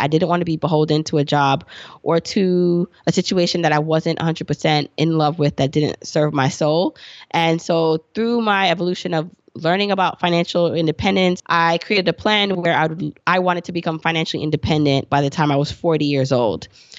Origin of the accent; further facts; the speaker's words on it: Jamaica; moved away; And we also were immigrants. We came here from Jamaica, the island, and we didn't have much.